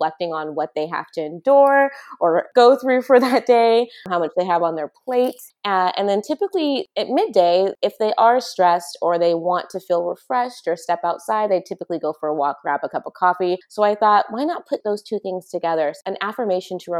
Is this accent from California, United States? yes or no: yes; San Luis Obispo, California, United States; moved away as an adult; now in Bay Area, United States; I'm originally from San Luis Obispo